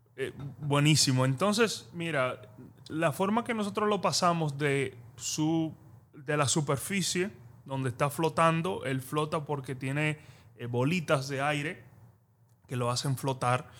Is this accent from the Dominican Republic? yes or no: yes; Dominican Republic; yo como dominicano